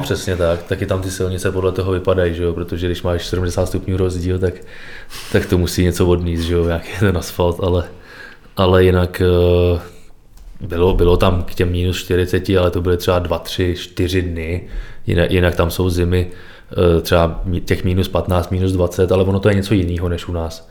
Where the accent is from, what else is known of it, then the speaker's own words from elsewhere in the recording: Trutnov, Hradec Králové Region, Czechia; když jsem byl malý, začínal jsem v Trutnově, pak jsem přešel do Dvora Králové